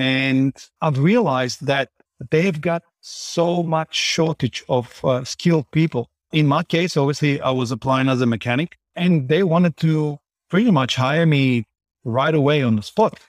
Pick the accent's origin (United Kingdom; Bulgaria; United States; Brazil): Bulgaria; moved away as an adult; also born or lived in Johannesburg, South Africa; now in Vancouver, Canada; I was born in Bulgaria, and at the age of twenty-two, I moved to South Africa.